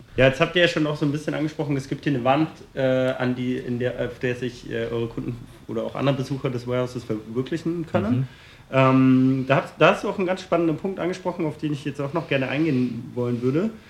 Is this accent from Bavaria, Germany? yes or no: no; Berlin, Germany; ich komme ja aus Berlin